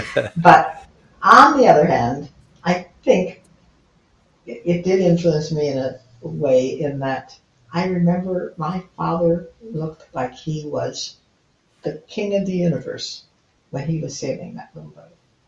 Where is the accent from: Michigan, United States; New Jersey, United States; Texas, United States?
Michigan, United States; Detroit; born there; Well, I was born in Detroit, Michigan